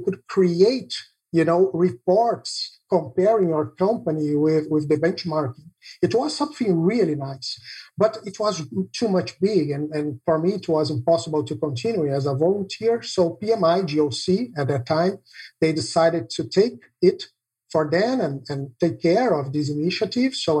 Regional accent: Brazil; English is a second language; I'm from Brazil

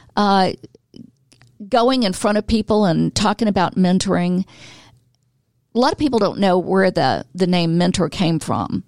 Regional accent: Atlanta, Georgia, United States; also born or lived in Florida; now in Gainesville, United States; I'm from Atlanta. I'm a native

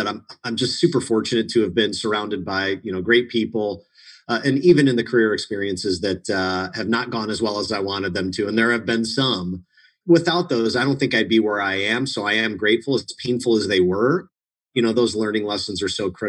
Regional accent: Munster, Indiana, United States; I grew up in Munster, Indiana, which interestingly, of all the places in Indiana, seems to be a town

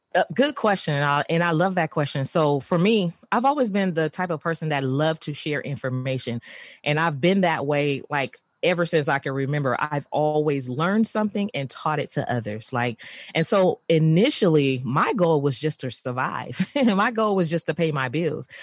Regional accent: San Francisco, California, United States; I grew up in San Francisco, of course, in the urban community um, in San Francisco

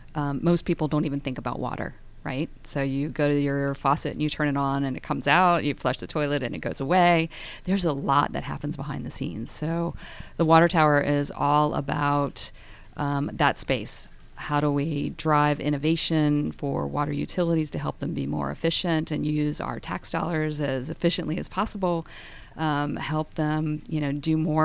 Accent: Tampa, Florida, United States; We were in Florida, born and raised in Tampa

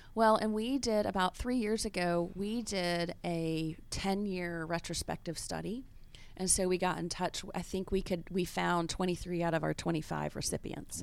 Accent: Kansas City, Missouri, United States; moved away as an adult; also born or lived in Memphis, Tennessee / Washington; now in Atlanta, United States; my origin is really Memphis, Mid-South, and then I grew up in Kansas City from second through twelfth grade.

